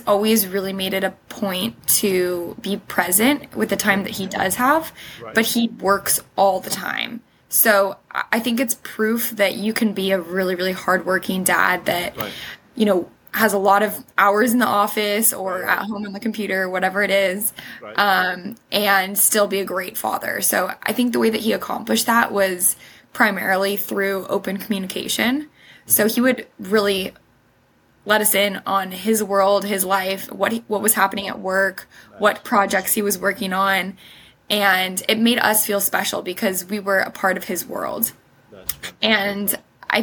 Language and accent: English; Huntington Beach, California, United States; born or raised there; also born or lived in Sydney; now in Los Angeles, United States